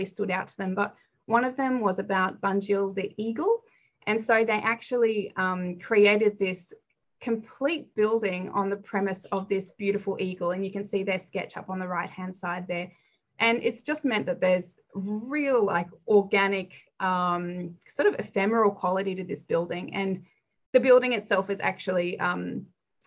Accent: Denmark; now in Australia; I was born in Denmark

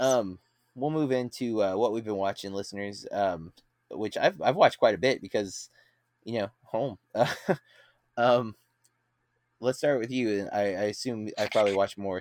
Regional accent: Florida, United States; as an American in Florida

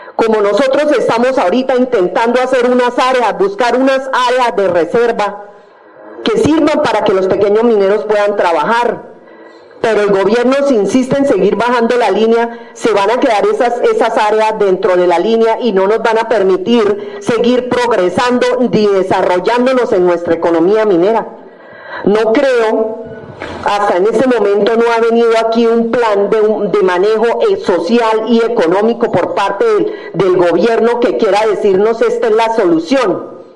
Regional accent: California, Santander, Colombia; como ancestrales y como mineros tradicionales tenemos unos derechos que nos los puede dar la historia y la base de ser mineros como californianos mineros

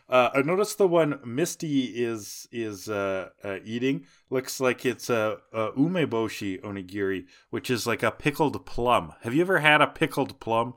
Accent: Canada; as a Canadian

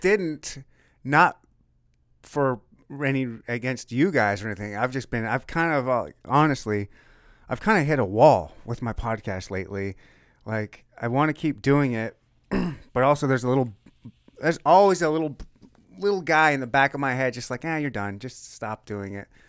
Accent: Michigan, United States; moved away; I'm from Michigan

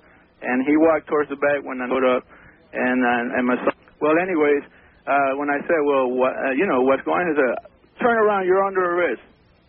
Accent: Colombia; now in Miami, United States; from Colombia.

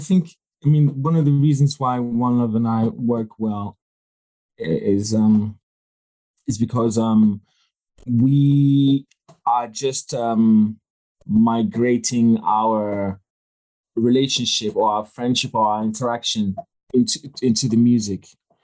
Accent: Ghana; Cause of Money absolutely was just us reimagining what life was like growing up in Ghana in high school

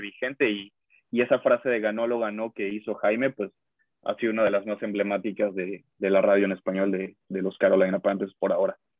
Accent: Mexico; now in United States

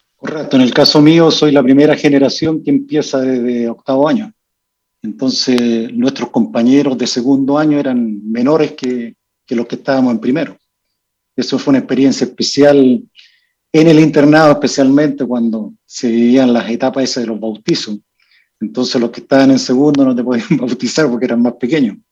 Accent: Vallenar, Atacama, Chile; also born or lived in Copiapó; yo soy nacido en Vallenar

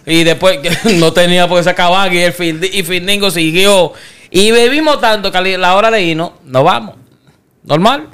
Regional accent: Dominican Republic; moved away

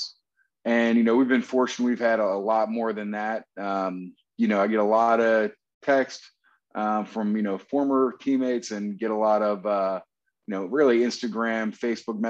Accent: New Jersey, United States; moved away as an adult; also born or lived in College Park, Maryland / Dallas, Texas; originally, you know, I'm from New Jersey.

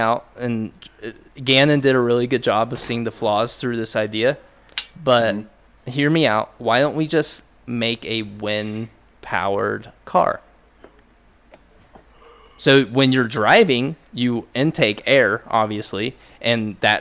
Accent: United States; I'm American.

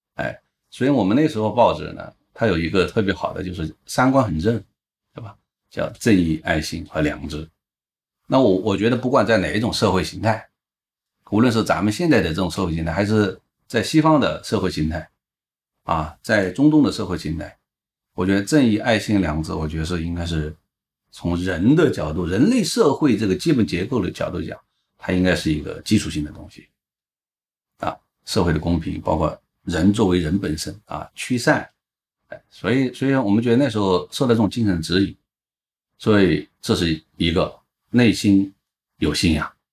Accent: Guizhou, China; 因为贵州是我的家乡

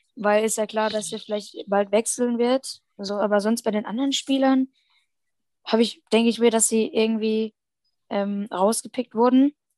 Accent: Germany; bei uns in Deutschland

